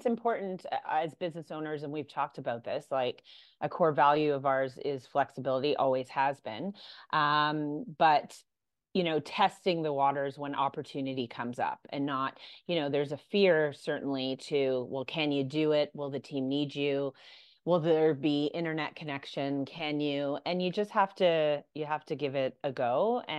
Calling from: Ireland; I'm logging in from Ireland right now.

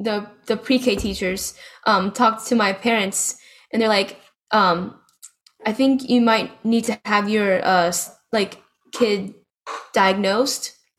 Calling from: Lakeland, Florida, United States; I'm in Lakeland, Florida, in college.

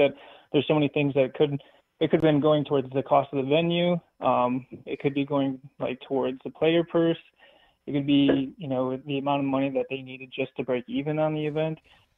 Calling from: Wisconsin, United States; from Wisconsin.

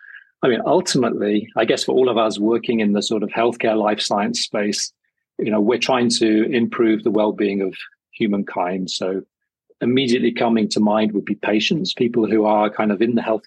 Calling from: Switzerland; And I'm dialing in from Switzerland, and it's 35 degrees Celsius, bright sunshine, and as you say, wonderful mountain view.

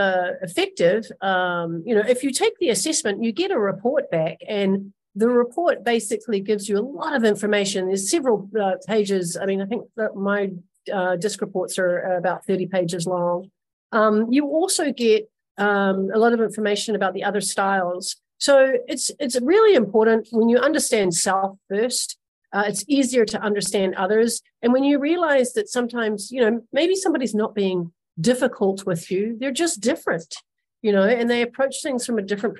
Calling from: Los Angeles, California, United States; I'm calling in from Los Angeles, California.

